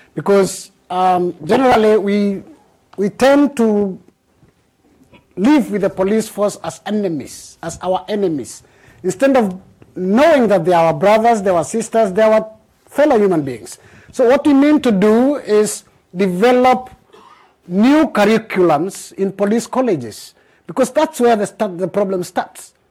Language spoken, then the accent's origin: English; Bahamas; I'm from the Bahamas